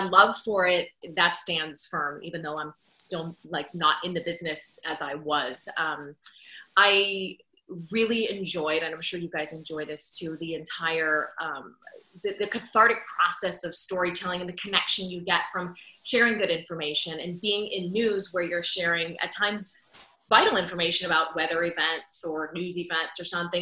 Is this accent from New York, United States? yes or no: no; Pittsburgh, Pennsylvania, United States; moved away as an adult; now in Orlando, United States; I was at KDKA TV, the CBS affiliate in Pittsburgh, which is my hometown